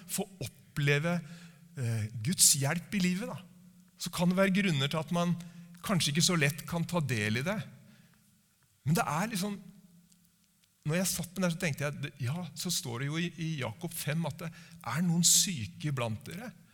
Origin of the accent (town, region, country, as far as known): Norway